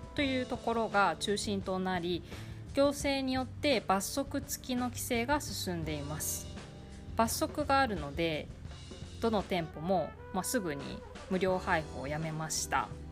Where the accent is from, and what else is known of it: Japan; born or raised there; now in Tainan, Taiwan